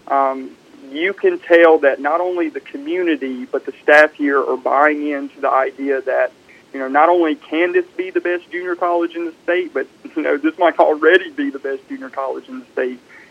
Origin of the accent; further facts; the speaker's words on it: Starkville, Mississippi, United States; also born or lived in Meridian, Mississippi; I am originally from Starkville, Mississippi.